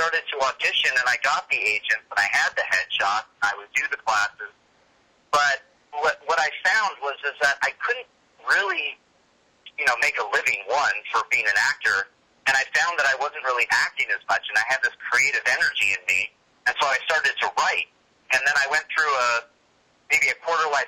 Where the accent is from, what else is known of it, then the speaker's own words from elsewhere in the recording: Tustin, California, United States; also born or lived in Los Angeles; I grew up in Orange County, which is probably, I don't know, 40 minutes without traffic, 2 hours with traffic, south of L.A., in a town called Tustin, California.